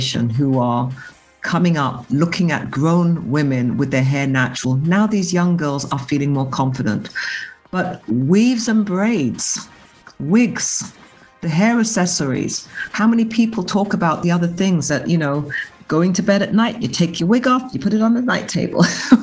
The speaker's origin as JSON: {"language": "English", "region": "England", "country": "United Kingdom", "tie": "born or raised there", "said": "growing up in England"}